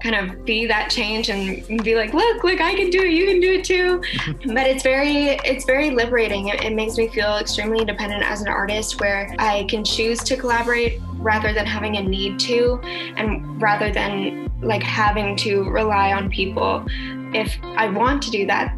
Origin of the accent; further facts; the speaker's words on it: Calgary, Alberta, Canada; also born or lived in Toronto; I'm in Calgary right now. My family is here and I was born and raised here.